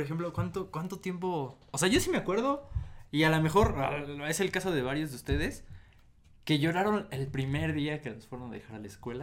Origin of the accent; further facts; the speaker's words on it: State of Mexico, Mexico; yo soy del Estado de México